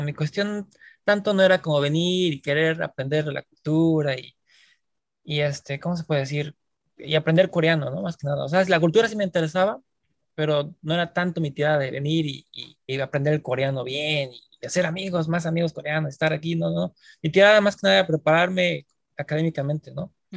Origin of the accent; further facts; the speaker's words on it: Mexico City, Mexico; moved away as an adult; now in South Korea; yo estudié en México, en la Ciudad de México, yo soy de la Ciudad de México.